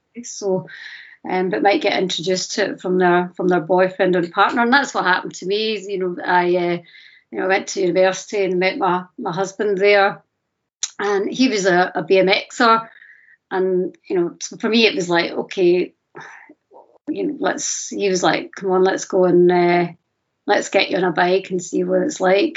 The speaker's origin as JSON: {"language": "English", "town": "Glasgow", "region": "Scotland", "country": "United Kingdom", "said": "call myself a Scottish, Glaswegian, Pakistani"}